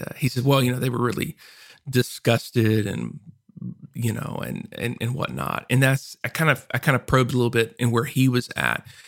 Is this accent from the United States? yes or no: yes; Louisiana, United States; also born or lived in Arkansas; now in Texas, United States; I lived in Arkansas before this and I grew up in Louisiana